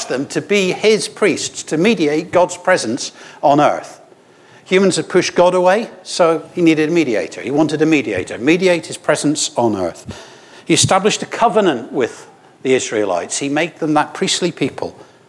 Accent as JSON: {"language": "English", "region": "Scotland", "country": "United Kingdom", "moved": "yes", "lives_now": "Scarborough, United Kingdom", "said": "I know my accent's wrong. I'm Scottish."}